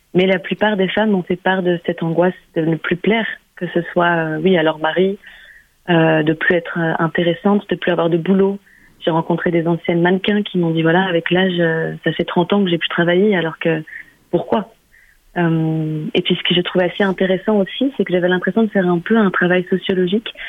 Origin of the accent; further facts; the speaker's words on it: Germany; moved away; j'ai grandi en Allemagne